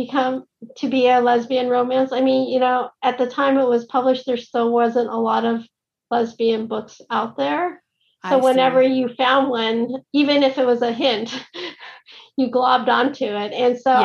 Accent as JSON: {"language": "English", "country": "United States", "said": "as an American"}